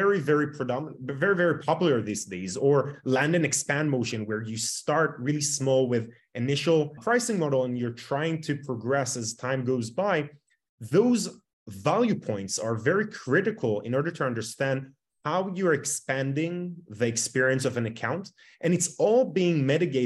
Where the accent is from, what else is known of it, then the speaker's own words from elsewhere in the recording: Tel Aviv, Tel Aviv District, Israel; born and raised in Tel Aviv, Israel.